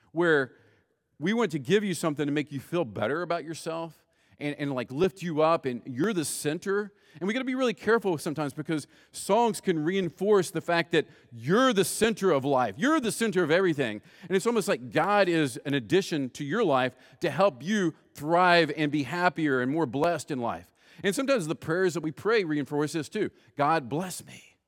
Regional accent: West Virginia, United States; I grew up in West Virginia

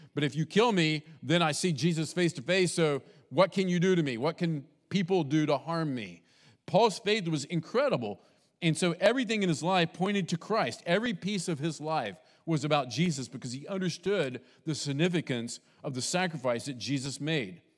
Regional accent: West Virginia, United States; also born or lived in Texas; now in Bainbridge, United States; I grew up in West Virginia, semi-south, but not fully south, and in Texas, kind of its own thing when we lived there

